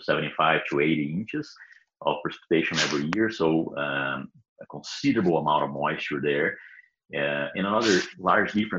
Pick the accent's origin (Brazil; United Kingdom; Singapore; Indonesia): Brazil; English is a second language; moved away as an adult; also born or lived in Oklahoma, United States; now in Kansas, United States; I am from Brazil. Was born and raised there.